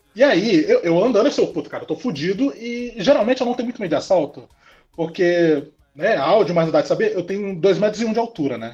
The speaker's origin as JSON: {"language": "Portuguese", "town": "Porto Velho", "region": "Rondônia", "country": "Brazil", "tie": "born or raised there", "moved": "yes", "lives_now": "Campo Grande, Brazil", "said": "Eu nasci aqui em Porto Velho"}